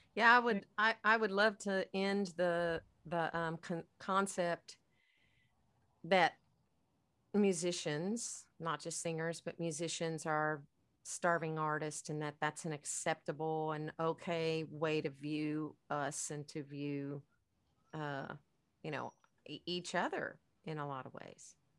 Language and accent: English; United States; as Americans